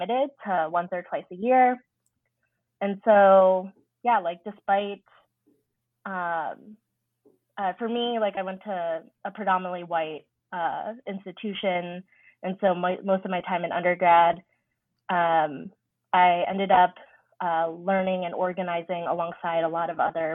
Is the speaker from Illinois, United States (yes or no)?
yes; Carol Stream, Illinois, United States; They were part of the Filipino American Association in Carroll Stream, which was our hometown.